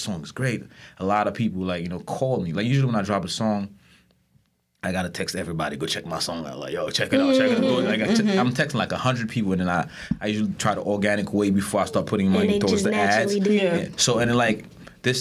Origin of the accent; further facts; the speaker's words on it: Port-au-Prince, Ouest, Haiti; moved away; I'm from Haiti. So, I'm from Haiti. I'm Haitian. I was born in Port-au-Prince.